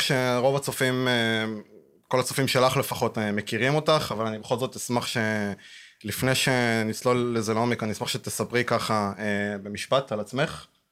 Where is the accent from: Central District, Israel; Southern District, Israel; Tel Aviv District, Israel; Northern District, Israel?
Central District, Israel; Rehovot; אני מרחובות